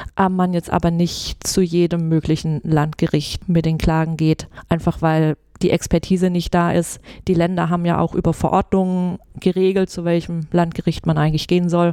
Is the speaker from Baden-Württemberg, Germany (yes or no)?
yes; near Stuttgart, Swabia, Baden-Württemberg, Germany; moved away as an adult; also born or lived in Mannheim; now in Munich, Germany; Also ich, ich komme ursprünglich aus der Nähe von Stuttgart, mhm. bin gebürtige Schwäbin